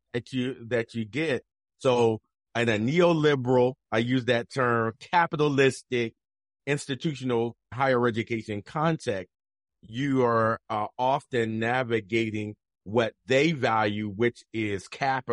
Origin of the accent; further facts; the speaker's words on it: Camden, New Jersey, United States; now in Idaho, United States; I'm from Jersey. I'm from South Jersey, mm-hmm. Camden